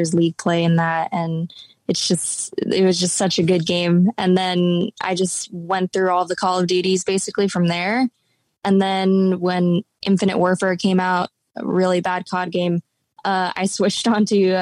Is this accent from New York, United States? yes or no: no; Tenafly, New Jersey, United States; I grew up in Tenafly, New Jersey